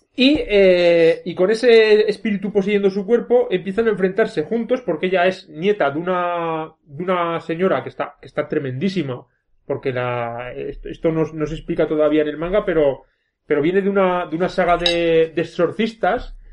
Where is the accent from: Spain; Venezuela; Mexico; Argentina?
Spain; Belver de Cinca, Aragon; es como un señor de mi pueblo que siempre que me ve por Belver